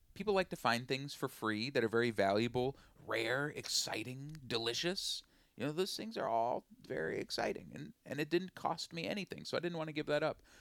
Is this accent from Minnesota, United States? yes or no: yes; Willmar, Minnesota, United States; also born or lived in Twin Cities, Minnesota; I'm from Wilmer, Minnesota